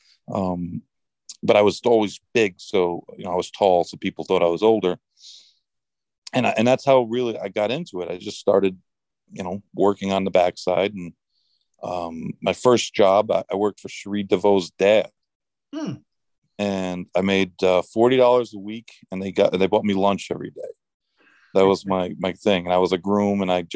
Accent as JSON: {"language": "English", "town": "Saratoga Springs", "region": "New York", "country": "United States", "tie": "born or raised there", "also_born_or_lived": "Arizona", "said": "growing up in Saratoga"}